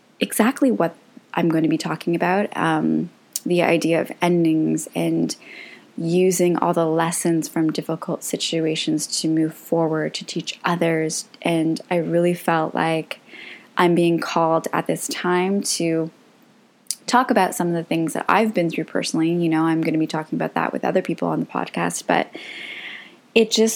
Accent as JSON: {"language": "English", "country": "Canada", "tie": "born or raised there", "said": "I am Croatian, and both my parents were born there. My whole family is from there. But I grew up in Canada. I was born in Canada"}